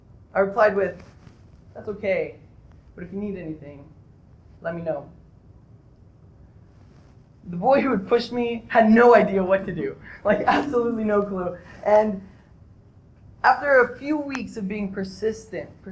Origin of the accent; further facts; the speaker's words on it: Odessa, Texas, United States; now in Kansas, United States; I grew up in Odessa, Texas